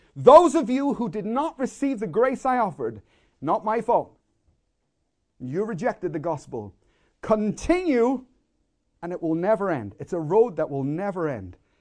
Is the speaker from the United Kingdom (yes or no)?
yes; Belfast, Northern Ireland, United Kingdom; I, I grew up in Belfast in the middle of a war zone